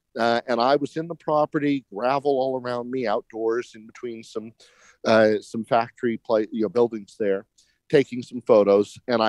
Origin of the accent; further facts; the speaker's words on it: Salt Lake City, Utah, United States; Salt Lake City, Utah. Boom. Land of opportunity if you're cattle.